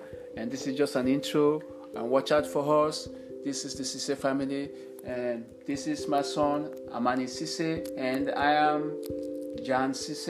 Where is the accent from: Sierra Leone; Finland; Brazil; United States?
Sierra Leone; 1965 in Sierra Leone, where I came from, and I had 10 school in Sierra Leone.